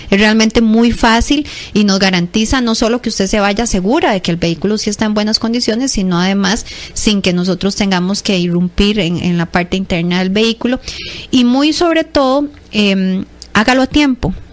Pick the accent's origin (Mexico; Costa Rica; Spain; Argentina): Costa Rica; Entonces nosotros como costarricenses em, seamos profetas de nuestra tierra y aprendamos a sacarle más provecho al servicio.